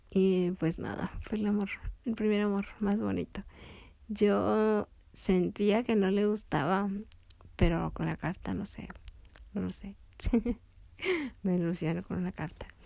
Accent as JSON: {"language": "Spanish", "town": "Tepic", "region": "Nayarit", "country": "Mexico", "tie": "born or raised there", "said": "Pero allá en Tepic sí me divertí mucho. Después de vivir en el centro nos fuimos a una casa de Infonavit que el patrón de mi papá le rentaba. Y ahí fui a la escuela y hice muchos amigos."}